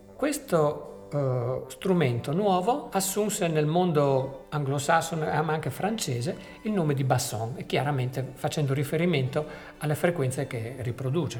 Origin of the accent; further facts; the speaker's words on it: near Venice, Veneto, Italy; noi che siamo nati dalle parti di Venezia